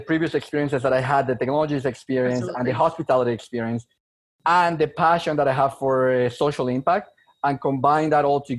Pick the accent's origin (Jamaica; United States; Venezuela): Venezuela; moved away as an adult; also born or lived in Montreal, Canada; now in Canada; I was born in Venezuela. I was born in South America. So immigrated to Canada back in 2008.